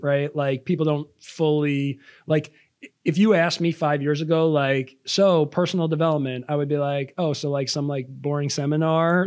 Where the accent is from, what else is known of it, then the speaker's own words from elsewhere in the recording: Long Island, New York, United States; I am from Long Island, New York